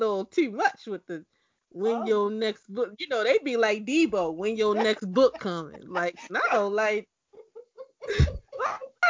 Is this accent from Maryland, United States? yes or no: yes; Baltimore, Maryland, United States; I'm from Baltimore.